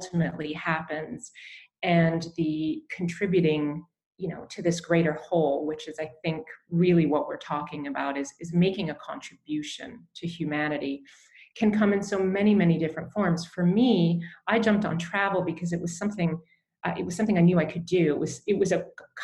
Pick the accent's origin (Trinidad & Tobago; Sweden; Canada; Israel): Canada; I grew up in Canada. My parents were from England.